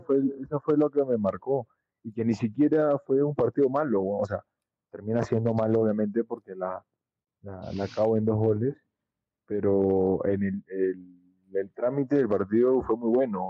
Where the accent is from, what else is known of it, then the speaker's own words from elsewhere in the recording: Avellaneda, Buenos Aires Province, Argentina; moved away; como yo crecí en Avellaneda